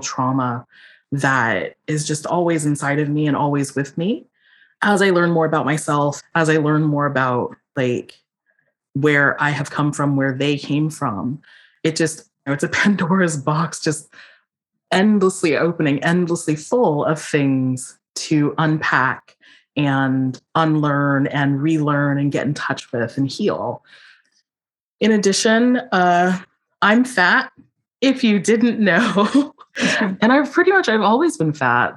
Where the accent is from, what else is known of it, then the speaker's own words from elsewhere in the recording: Philadelphia, Pennsylvania, United States; I was born in Philadelphia